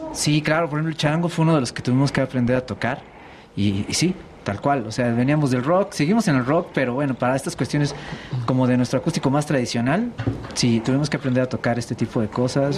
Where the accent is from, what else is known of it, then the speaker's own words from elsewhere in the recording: Mexico City, Mexico; Sí, nacimos en la Ciudad de México.